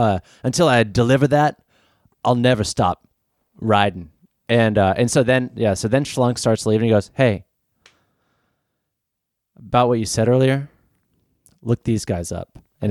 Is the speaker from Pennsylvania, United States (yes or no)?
no; California, United States; I'm actually from California.